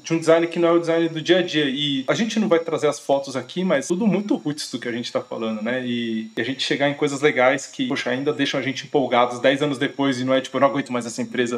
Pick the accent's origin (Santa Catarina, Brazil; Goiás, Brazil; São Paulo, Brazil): São Paulo, Brazil; ABC region of; Nós somos aqui do ABC de São Paulo